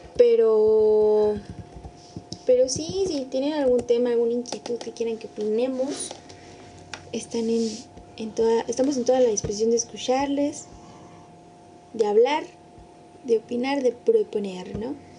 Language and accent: Spanish; San Luis Potosí, Mexico; Todos somos potosinos, potosinas.